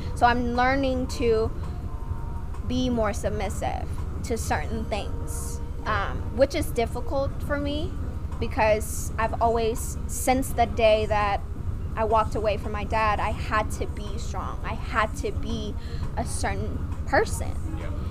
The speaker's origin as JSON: {"language": "English", "country": "Vietnam", "second_language": "English", "moved": "yes", "lives_now": "United States", "said": "I'm from Vietnam. I've been in America for 12 years."}